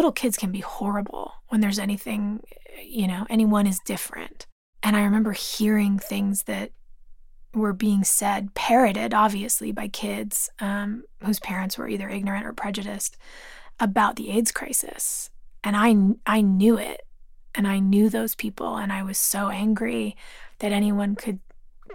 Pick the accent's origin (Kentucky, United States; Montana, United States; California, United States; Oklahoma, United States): California, United States; Los Angeles; Growing up in Los Angeles